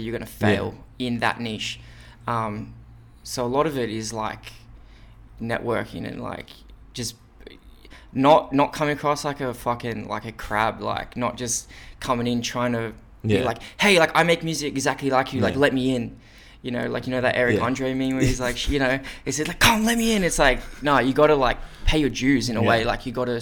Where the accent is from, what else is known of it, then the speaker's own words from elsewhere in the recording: Wollongong, New South Wales, Australia; moved away as an adult; now in Sydney, Australia; I'm from Wollongong